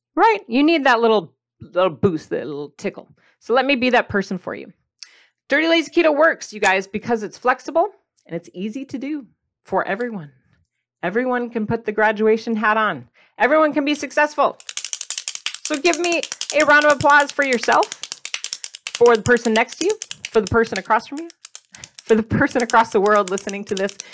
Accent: Midwest, United States; I grew up in the Midwest

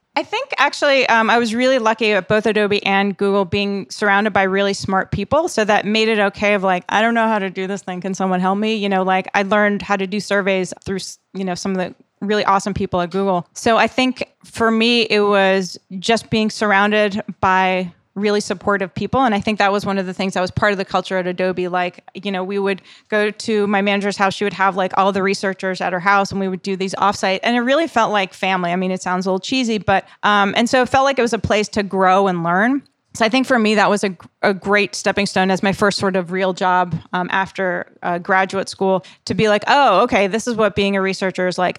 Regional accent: East Coast, United States; moved away; I'm from the East Coast

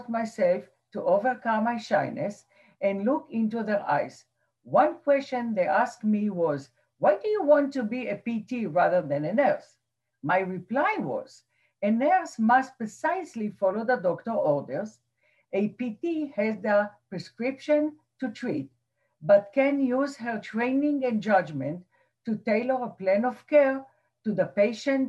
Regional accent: Israel; now in New Jersey, United States; As a teenager growing up in Israel

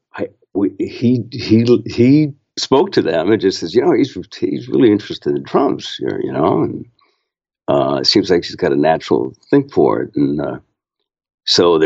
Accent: San Francisco Bay Area, California, United States; I grew up in the San Francisco Bay Area

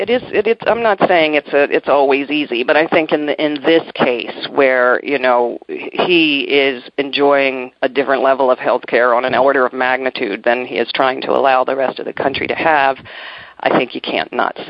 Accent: Maryland, United States; I'm from Maryland, you know, in D.C.

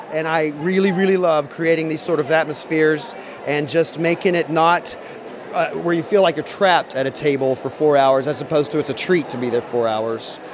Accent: the South, United States; I'm from the South, so we do a lot of debutantes

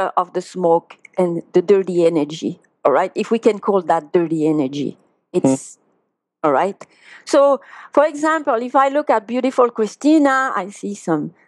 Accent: France; English is a second language; now in United States; with my accent that I'm from France, from Europe

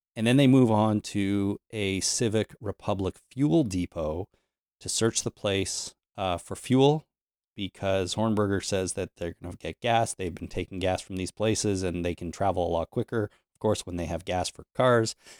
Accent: Canada; I'm Canadian

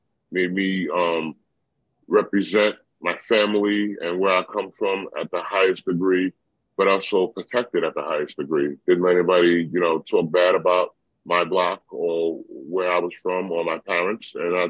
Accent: Brentwood, New York, United States; I'm very proud that I come from Brentwood.

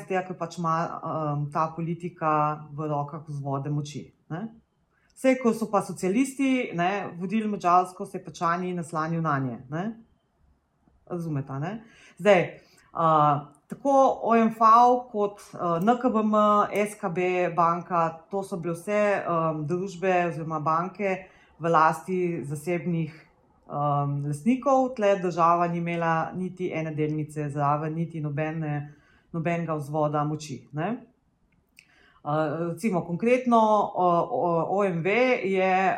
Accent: Slovenia

